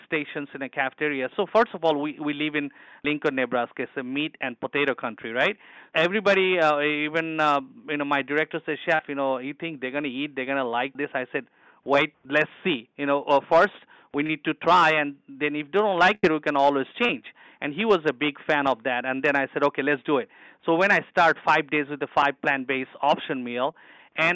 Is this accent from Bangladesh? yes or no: yes; Dhaka, Dhaka Division, Bangladesh; moved away; I'm born and raised in Bangladesh. It's a poor country, but I was in a city boy. I was in the capital city in Dhaka.